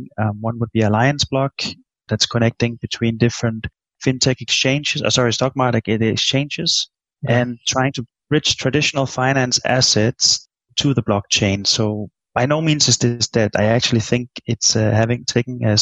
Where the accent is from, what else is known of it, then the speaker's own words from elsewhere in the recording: Denmark; moved away; I'm from Denmark